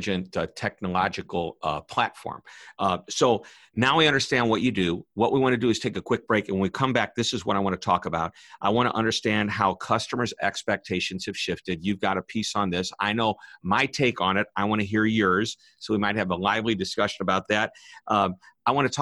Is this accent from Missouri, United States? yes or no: yes; St. Louis, Missouri, United States; I'm from St. Louis, Missouri